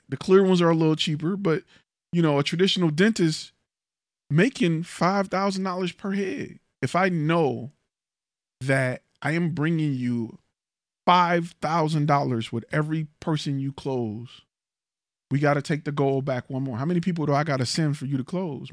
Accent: Detroit, Michigan, United States; now in Houston, United States; I'm from Detroit, right? In my neighborhood, we had a gun shop

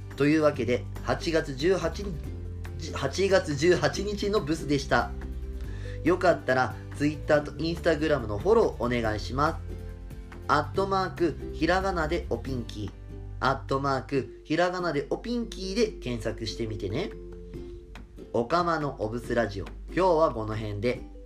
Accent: Fukushima, Japan; now in Tokyo, Japan; 福島県民のソウルフードと呼んでもいいんじゃないかと思うくらい食べ親しんできた後楽園まあ昔はね会津っぽって名前でよく高校の時とかは友達とねあの500円握りしめて「ずっぽ行くべ!」とか言いながらよくたむろってた

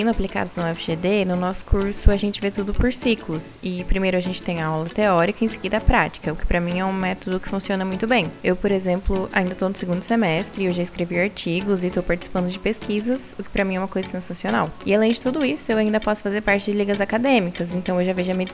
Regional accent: Campo Grande, Mato Grosso do Sul, Brazil; eu tenho 20 anos, eu também sou de Campo Grande

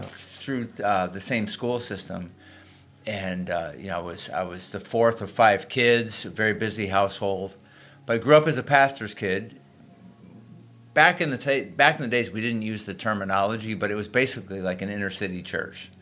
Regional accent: Springfield, Massachusetts, United States; moved away; I actually was a high school student in my hometown in, in Springfield, Mass

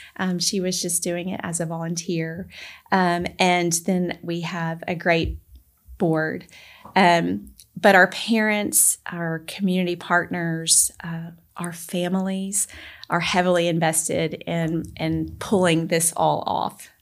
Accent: Memphis, Tennessee, United States; moved away as an adult; also born or lived in Alaska; now in Collierville, United States; my husband and I were both born and raised in the Memphis area

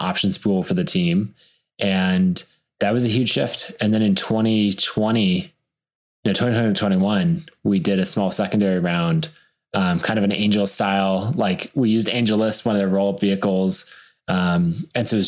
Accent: Boise, Idaho, United States; I was born and raised in Boise and still live there today.

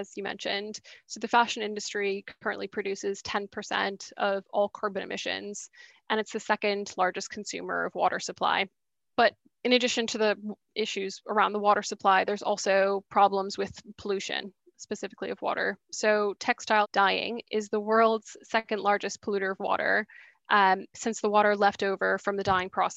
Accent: Boston, Massachusetts, United States; moved away as an adult; also born or lived in St Andrews, Scotland; now in London, United Kingdom; So I'm American. I grew up in Boston, but I've been in the UK for the last 6 years now.

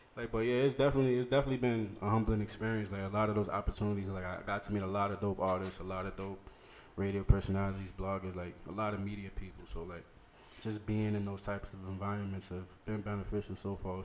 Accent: New York City, New York, United States; from the Bronx, the South Bronx to be exact

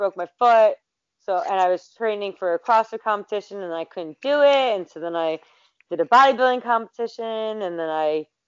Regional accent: Philadelphia, Pennsylvania, United States; I'm from Philadelphia area, so PA, you know, Rocky all the way

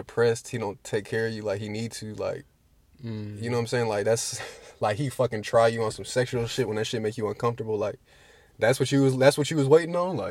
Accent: Atlanta, Georgia, United States; I'm from Atlanta and I went to Georgia State

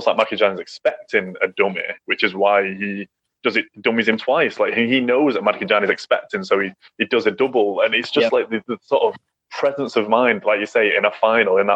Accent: England, United Kingdom; I grew up in England

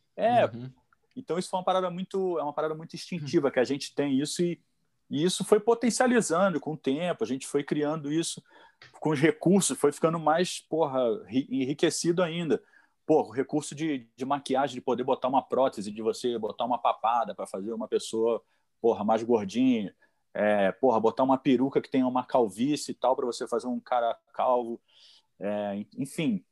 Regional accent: Petrópolis, Rio de Janeiro, Brazil; also born or lived in São Paulo; Eu sou o único que sou nascido no Rio de Janeiro e vim morar aqui na Serra, né? Subi a Serra para vir morar aqui. E com 10 anos de idade eu acabei conhecendo e, e é, vim ser vizinho do Fausto do Franco

